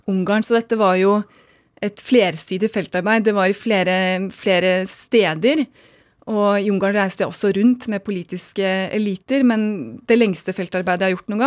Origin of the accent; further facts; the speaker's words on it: United States; born there; Jeg er født i USA, som jeg er.